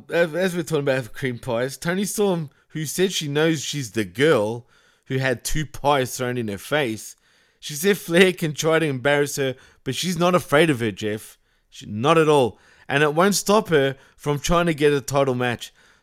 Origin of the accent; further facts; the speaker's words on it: Melbourne, Victoria, Australia; accent: Australian; yes, I'm Australian. Yes, I've got an Australian accent